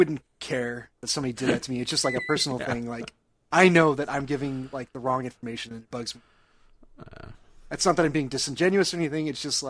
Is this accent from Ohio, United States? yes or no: no; Orange County, California, United States; I'm from Orange County, half the time they don't even get that, and then I have to go back to the. I'm 5 minutes away from Disneyland.